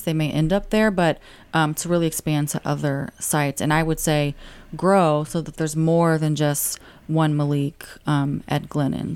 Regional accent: St. Louis, Missouri, United States; I'm born and raised in Saint Louis City

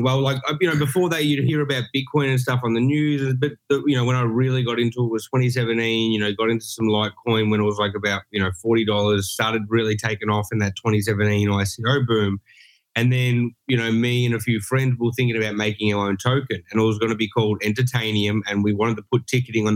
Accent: Australia; now in Los Angeles, United States; born and raised in Australia

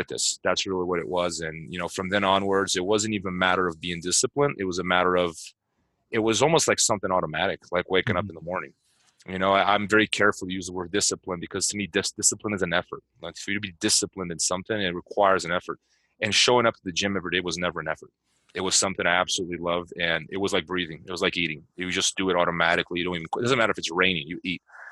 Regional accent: Itu, São Paulo, Brazil; now in Las Vegas, United States; When I was a kid growing up in Sao Paulo, or the inside, the countryside of Sao Paulo, Itu, which is like a very small city

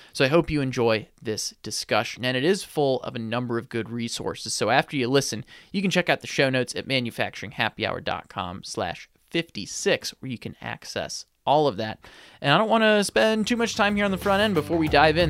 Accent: St. Louis, Missouri, United States; moved away; St. Louis is my hometown

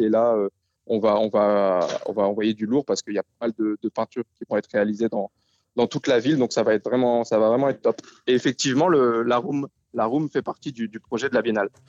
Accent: Denain, Hauts-de-France, France; also born or lived in Lille metropolitan area; now in Lille, France; on vient de Denain

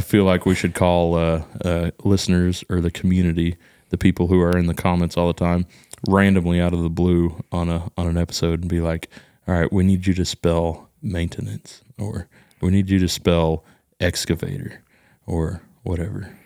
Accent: Texas, United States; accent: hick accent; I think I'm just from Texas.

